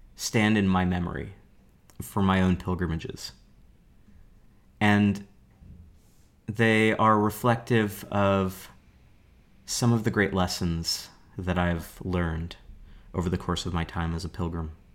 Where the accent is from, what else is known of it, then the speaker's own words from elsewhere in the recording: Portland, Oregon, United States; I'm a teacher from Portland, Oregon